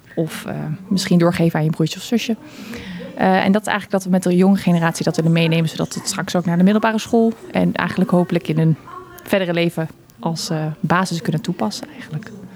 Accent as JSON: {"language": "Dutch", "town": "Eindhoven", "region": "North Brabant", "country": "Netherlands", "said": "ik kom uit Eindhoven"}